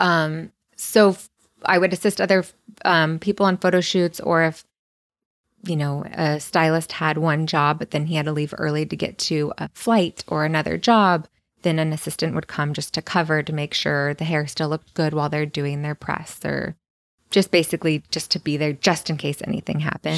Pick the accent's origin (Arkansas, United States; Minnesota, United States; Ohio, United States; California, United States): California, United States; Santa Cruz; moved away as an adult; now in Los Angeles, United States; I was born and raised in Santa Cruz. Lived there my whole life